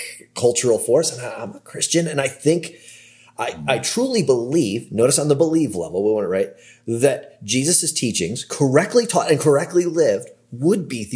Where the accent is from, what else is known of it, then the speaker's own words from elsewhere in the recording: Cleveland, Ohio, United States; moved away; I'm from the Cleveland area